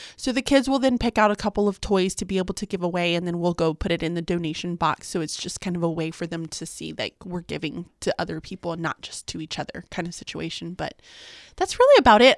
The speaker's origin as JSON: {"language": "English", "town": "Galveston", "region": "Texas", "country": "United States", "tie": "born or raised there", "said": "we grew up in Galveston"}